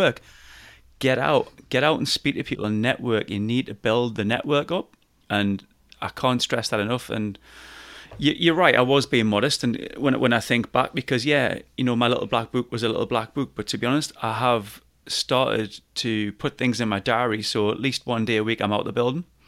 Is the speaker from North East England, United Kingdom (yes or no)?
yes; Newcastle upon Tyne, North East England, United Kingdom; accent: Geordie; my Geordie just kicks